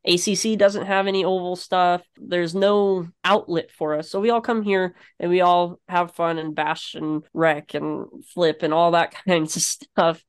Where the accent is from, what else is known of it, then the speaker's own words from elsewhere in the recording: Florida, United States; now in North Carolina, United States; Growing up in Florida